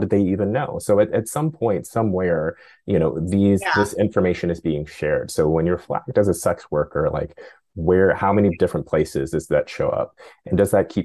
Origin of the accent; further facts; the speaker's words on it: Oakland, California, United States; I grew up in Oakland